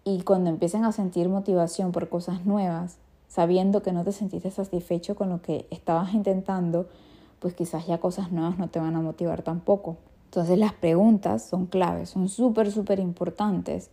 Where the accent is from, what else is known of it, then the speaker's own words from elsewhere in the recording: Venezuela; chimbo en mi país es como malo